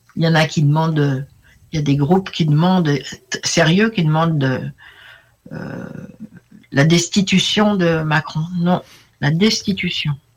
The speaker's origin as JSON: {"language": "French", "country": "France", "said": "je suis française moyenne"}